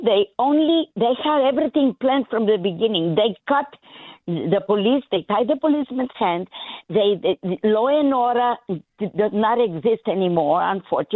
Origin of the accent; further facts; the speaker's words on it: New York City, New York, United States; I grew up in Brooklyn